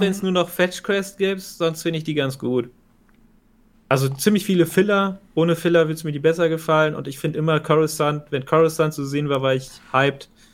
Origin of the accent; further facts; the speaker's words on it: Germany; als Deutscher